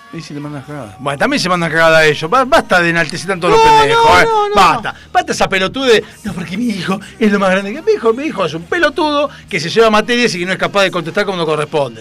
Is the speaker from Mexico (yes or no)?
no; Argentina; en Argentina, ah, porque somos descendientes italianos